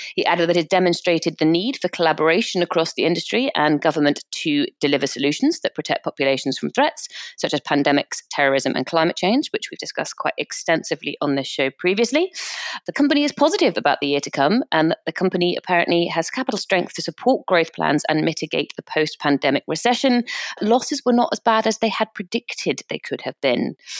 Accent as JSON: {"language": "English", "country": "United Kingdom", "said": "we're British"}